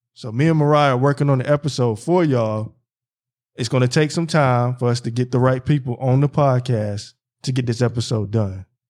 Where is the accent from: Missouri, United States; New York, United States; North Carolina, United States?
North Carolina, United States; moved away; also born or lived in Philadelphia; my hometown, North Carolina, and then back in Philly